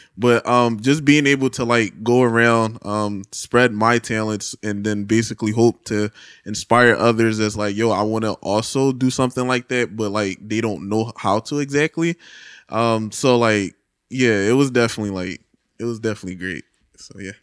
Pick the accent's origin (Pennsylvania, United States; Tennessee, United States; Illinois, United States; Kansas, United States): Pennsylvania, United States; Philadelphia; Grew up in Philadelphia, P A, West Philly